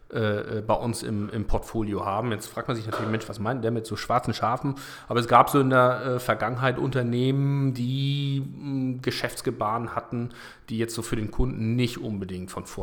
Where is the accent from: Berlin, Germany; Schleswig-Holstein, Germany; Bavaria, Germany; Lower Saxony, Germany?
Schleswig-Holstein, Germany; Kiel; born there; ähm, 40 Jahre alt, ähm, geboren in Kiel